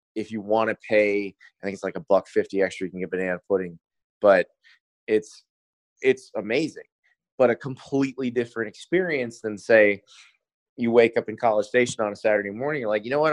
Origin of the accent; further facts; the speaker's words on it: Florida, United States; also born or lived in Columbia, South Carolina; I'm from Columbia originally. We moved to Florida when I was seven